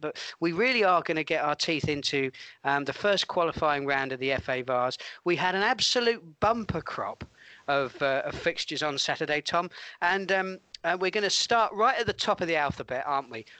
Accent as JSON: {"language": "English", "town": "Stockbridge", "region": "South East England", "country": "United Kingdom", "tie": "born or raised there", "said": "my hometown club"}